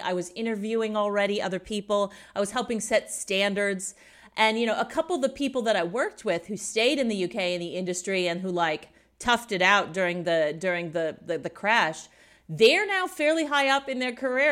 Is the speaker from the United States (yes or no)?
yes; Indiana, United States; moved away as an adult; also born or lived in Sydney, Australia; now in Munich, Germany; I grew up in Indiana, which is the boring part no one's ever visited in the middle of the U S